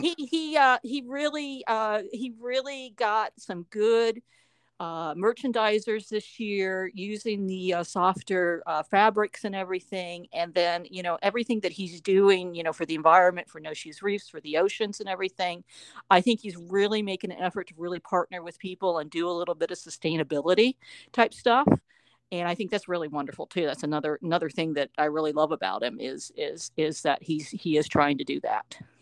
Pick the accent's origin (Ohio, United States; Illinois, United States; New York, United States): Ohio, United States; Upper Arlington; now in Nashville, United States; I grew up in Upper Arlington, Ohio